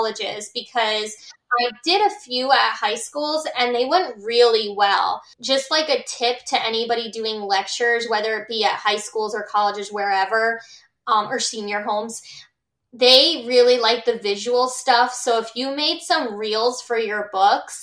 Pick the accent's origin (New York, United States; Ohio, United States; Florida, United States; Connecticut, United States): Connecticut, United States; Milford; I was born in Milford, Connecticut, and that's home to me